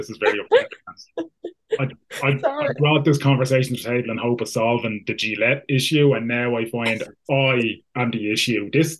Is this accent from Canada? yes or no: no; Ballybrack, Leinster, Ireland; now in Portlaoise, Ireland; I'm from Ballybrack. I moved to Portlaoise. To the people of Portlaoise, I'm foreign, right?